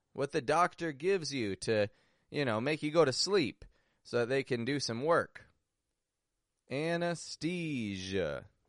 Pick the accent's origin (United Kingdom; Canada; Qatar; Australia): Canada; Toronto, Ontario; moved away; also born or lived in Mexico; I'm from Toronto, from Canada